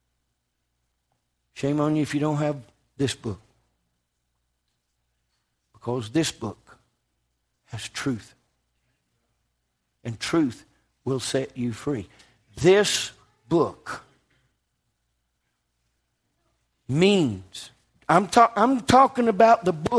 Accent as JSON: {"language": "English", "country": "United States"}